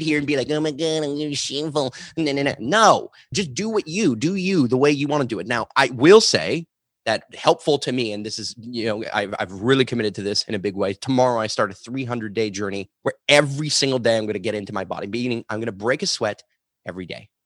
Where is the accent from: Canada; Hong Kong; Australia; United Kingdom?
Canada; Montreal, Quebec; I grew up in Montreal, the suburbs